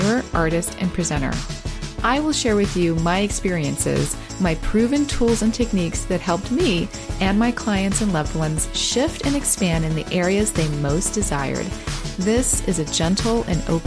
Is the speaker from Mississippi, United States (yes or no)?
no; California, United States; I'm in California in Los Angeles, and the parts that I grew up in were very deserty as well